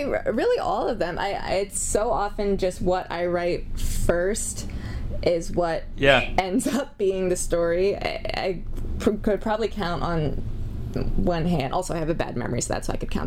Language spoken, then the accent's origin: English; Pennsylvania, United States; growing up in Pennsylvania